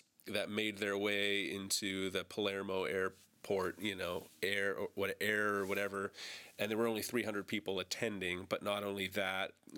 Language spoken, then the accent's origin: English; Canada; I'm a Canadian, this is a Canadian podcast